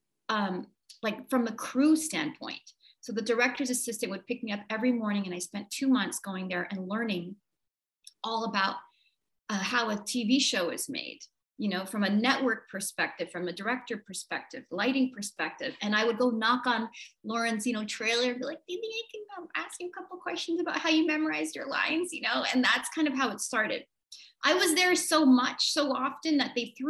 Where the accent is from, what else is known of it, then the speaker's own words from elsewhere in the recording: New York, United States; moved away; also born or lived in Vancouver, Canada / Montreal, Canada / Toronto, Canada; predominantly New York, born and raised. And then mm-hmm. the rest of it was mostly Vancouver, Canada.